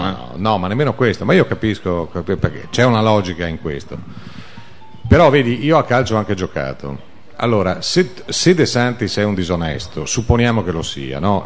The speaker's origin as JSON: {"language": "Italian", "town": "Biella", "region": "Piedmont", "country": "Italy", "tie": "born or raised there", "said": "io sono di Biella originario"}